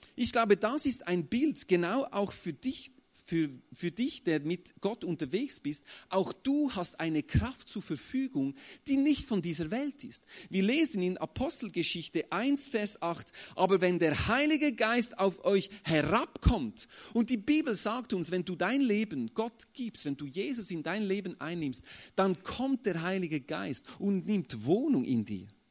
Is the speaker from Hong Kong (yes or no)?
no; Switzerland; bei uns in der Schweiz äh, sind absolute Aussagen nicht so beliebt. Also wir Schweizer sind ja äh, so neutral